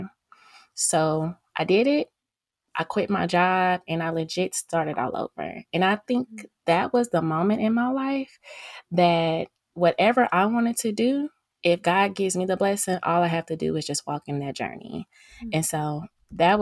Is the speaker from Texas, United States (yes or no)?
yes; Cedar Hill, Texas, United States; also born or lived in Houston, Texas; I'm from Cedar Hill, Texas, and graduated from Cedar Hill High School